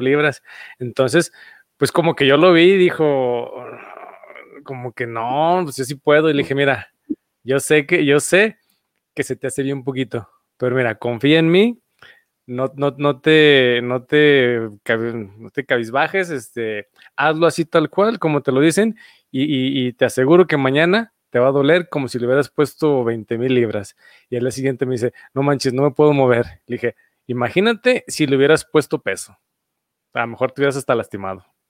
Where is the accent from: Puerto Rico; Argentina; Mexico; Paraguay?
Mexico; Aguascalientes; soy de aquí de Aguascalientes